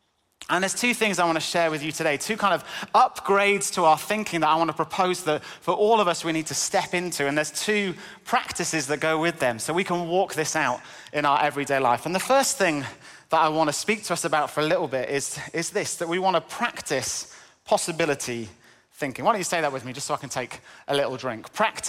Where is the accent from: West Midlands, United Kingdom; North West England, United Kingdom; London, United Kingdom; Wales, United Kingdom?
North West England, United Kingdom; accent: northern; now in Cambridge, United Kingdom; I was born and brought up in Cumbria in the northwest. 14 years in Cambridge has kind of knocked a lot of the accent out of me.